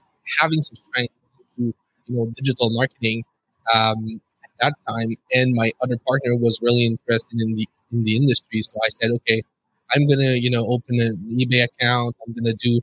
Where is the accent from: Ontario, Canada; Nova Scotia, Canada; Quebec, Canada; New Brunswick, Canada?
Quebec, Canada; Quebec City; accent: French; English is a second language; We're based in Quebec City, as you can tell with my accent.